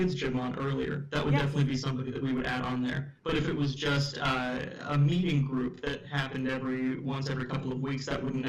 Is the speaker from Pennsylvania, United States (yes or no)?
no; Orange County, California, United States; I grew up in Orange County.